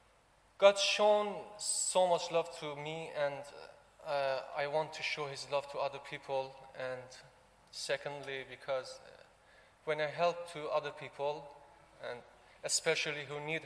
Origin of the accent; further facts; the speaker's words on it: Tehran, Tehran Province, Iran; moved away as an adult; now in United Kingdom; I was born in Tehran, capital of Iran